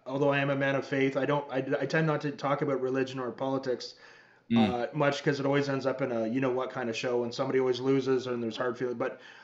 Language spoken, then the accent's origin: English; Canada; I'm from Canada.